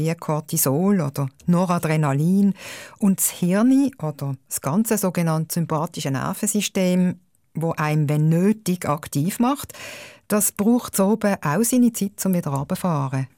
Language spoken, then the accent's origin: German; Switzerland; bei uns in der Schweiz